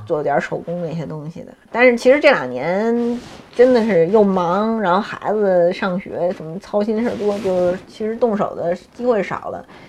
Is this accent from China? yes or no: yes; Beijing, China; 我从小就在这儿，我没有离开过